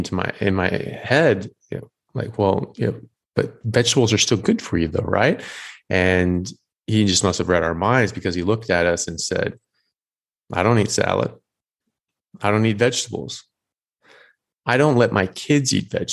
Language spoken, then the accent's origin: English; United States; moved away as an adult; also born or lived in Europe; now in Australia; I'm an American medical doctor, but I'm currently in Australia and previously lived in Europe as well